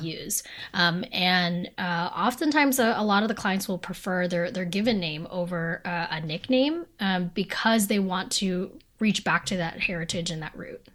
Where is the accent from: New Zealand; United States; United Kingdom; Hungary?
United States; as Filipino Americans specifically, um, we were raised in a community that was so colonized